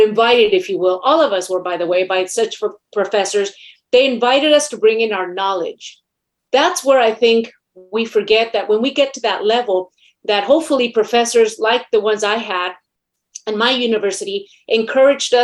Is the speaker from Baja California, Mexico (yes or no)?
no; Mexico City, Mexico; now in United States; I was born in Mexico City, last of 12 children. I'm Latina.